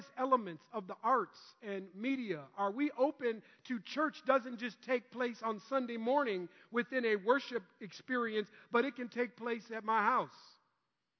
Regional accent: Minnesota, United States; growing up in Minnesota

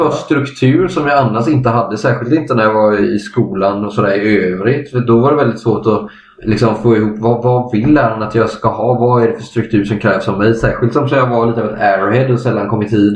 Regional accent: Kalmar County, Sweden; jag och både Adam och Adam, vi, vi kommer från Öland, samma ö

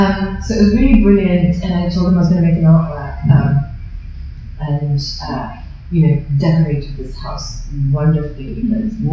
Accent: London, United Kingdom; I'm just from East London.

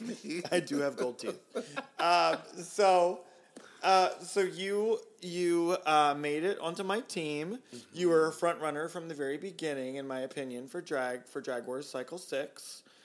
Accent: Baltimore, Maryland, United States; now in Philadelphia, United States; I grew up in Baltimore

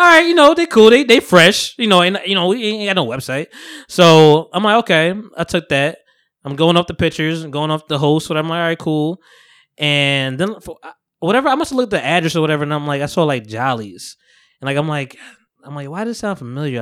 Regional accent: New Jersey, United States; I'm from Jersey, we from Jersey

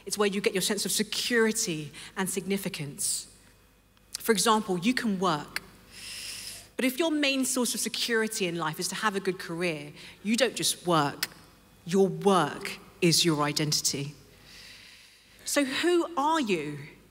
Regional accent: London, United Kingdom; I grew up in London, and I was raised in a Christian home

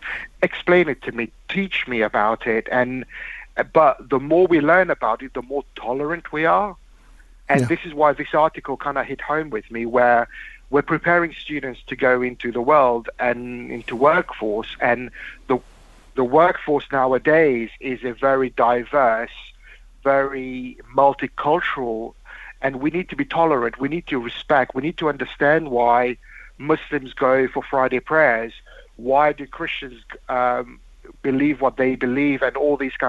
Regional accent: Mauritius; moved away; I was brought up in Mauritius.

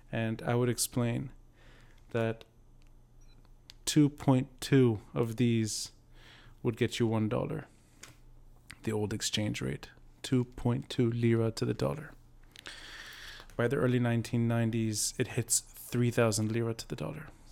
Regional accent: Beirut, Beirut Governorate, Lebanon; growing up in Beirut later

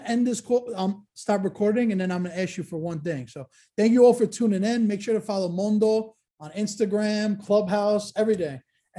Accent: Salerno, Campania, Italy; That's where I'm from, Salerno.

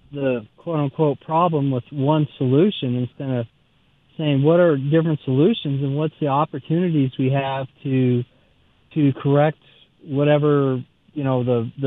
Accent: Denver, Colorado, United States; I grew up in Denver

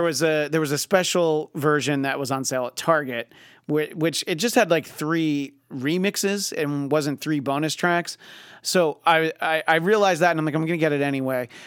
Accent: New York, United States; where I grew up in New York State is very rural

